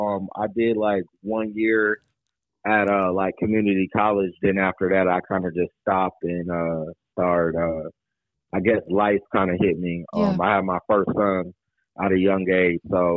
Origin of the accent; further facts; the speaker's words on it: Arizona, United States; I'm checking in from Arizona. That's where I'm born and raised.